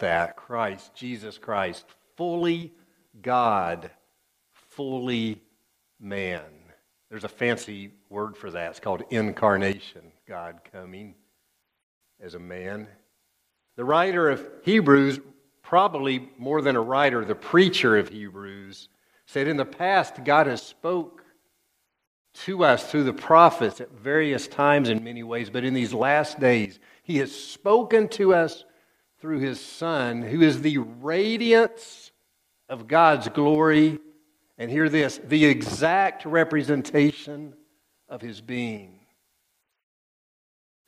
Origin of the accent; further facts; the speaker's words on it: East Tennessee, United States; I grew up in East Tennessee.